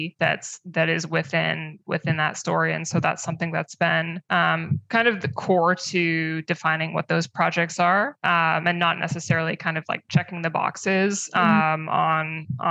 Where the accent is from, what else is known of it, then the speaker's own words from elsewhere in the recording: Canada; I'm now talking about myself as a Canadian